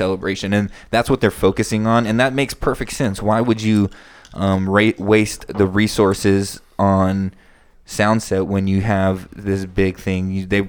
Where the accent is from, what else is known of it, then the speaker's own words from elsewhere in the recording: California, United States; we're from California